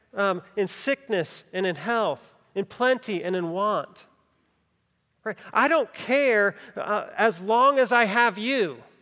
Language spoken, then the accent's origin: English; Greenville County, South Carolina, United States; I grew up in Greenville County, not in Greenville, Greenville, but Greenville County